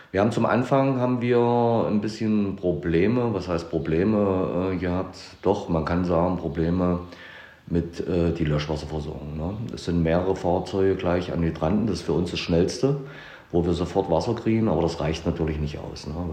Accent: Köthen, Saxony-Anhalt, Germany; wir sind aus Köthen, wir sind alarmiert worden

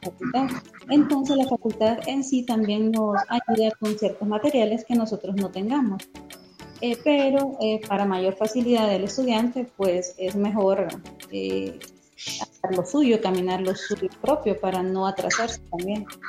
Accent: Tegucigalpa, Francisco Morazán, Honduras; soy de Tegucigalpa, estudié en la Universidad Nacional Autónoma de Honduras

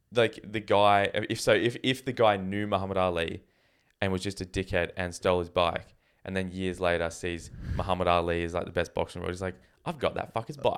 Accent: Canada; moved away; I was from Canada

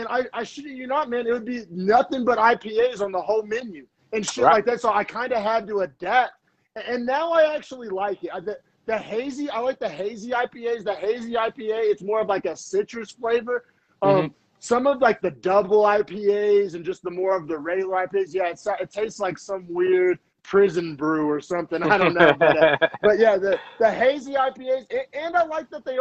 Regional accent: Norman, Oklahoma, United States; moved away as an adult; now in San Jose, United States; I grew up in Norman, Oklahoma

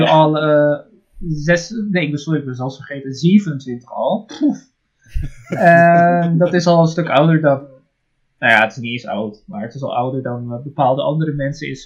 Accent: Netherlands; also born or lived in Japan; Ik kom uit Nederland

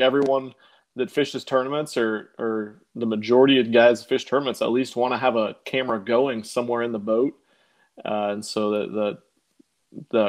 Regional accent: Omaha, Nebraska, United States; moved away as an adult; now in Houston, United States; I'm from Omaha, Nebraska. Grew up there. Lived there. Me and my wife both lived in Omaha our entire lives up until about 18 months ago

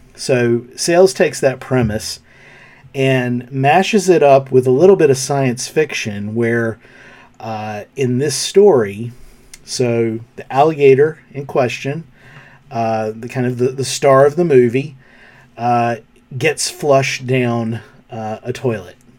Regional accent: North Carolina, United States; my home state of North Carolina

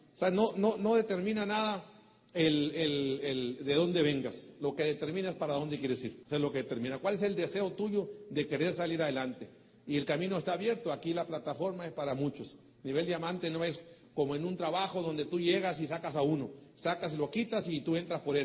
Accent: Mexico; soy mexicano

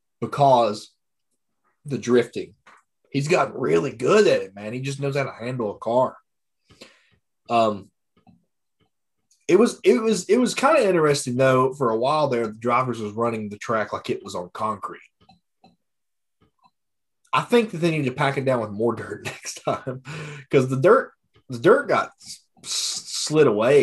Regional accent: East Tennessee, United States; Okay, so we're all from East Tennessee.

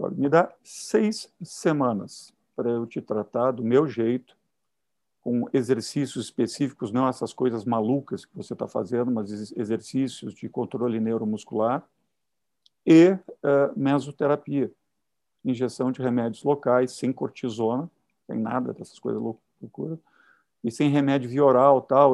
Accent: Caxias do Sul, Rio Grande do Sul, Brazil; moved away as an adult; now in Rio de Janeiro, Brazil; eu sou do interior do Rio Grande do Sul, Caxias do Sul.

